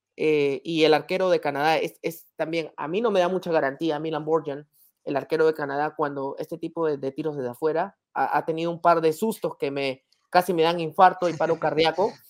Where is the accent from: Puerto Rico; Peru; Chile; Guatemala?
Peru